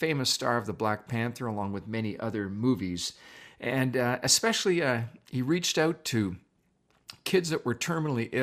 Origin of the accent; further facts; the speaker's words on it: Canada; also born or lived in Toronto / Niagara District; being a Canadian, what can I say? I've lived in Toronto, and now we live in the Niagara District